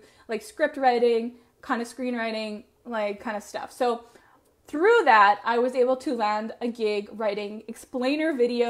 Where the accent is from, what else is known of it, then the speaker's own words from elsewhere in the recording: Medicine Hat, Alberta, Canada; I ended up moving back to my hometown of Medicine Hat